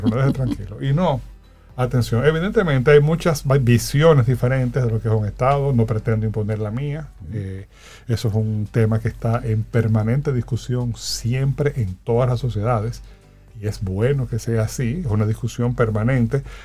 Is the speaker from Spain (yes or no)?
no; Dominican Republic; como sociedad, como dominicanos y dominicanas